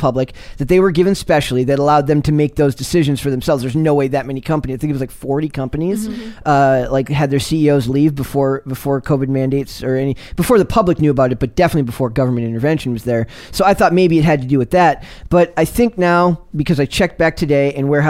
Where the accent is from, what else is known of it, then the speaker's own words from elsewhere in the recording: Minnesota, United States; I'm from Minnesota